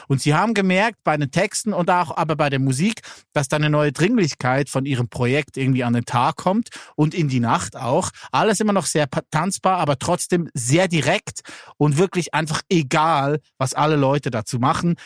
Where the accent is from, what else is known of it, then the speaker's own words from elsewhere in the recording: Lucerne, Switzerland; Da, wo ich herkomme, sage ich Milchkästli